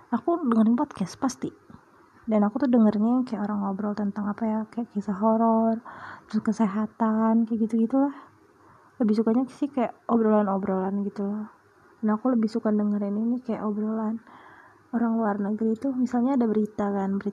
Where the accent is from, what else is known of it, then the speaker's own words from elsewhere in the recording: Sumatra, Indonesia; also born or lived in Kalimantan; now in Purbalingga, Indonesia; aku tinggal di Purbalingga aku lahirnya di Kalimantan jauh banget terus ya, pokoknya aku besarnya di Sumatera deh udah aku pindah tujuh kali tujuh kota berapa pulau ya berarti satu dua tiga tiga pulau